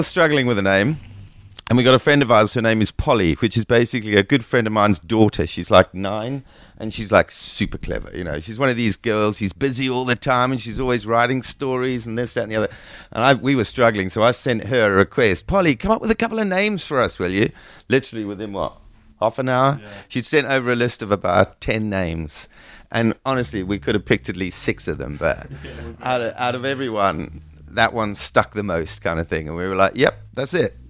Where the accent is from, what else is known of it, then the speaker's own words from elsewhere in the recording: South Africa; also born or lived in England; now in St Ives, United Kingdom; I live in St Ives, but I'm actually born in England, raised in South Africa